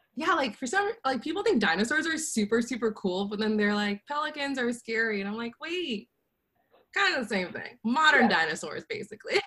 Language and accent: English; Louisiana, United States; we're both from Louisiana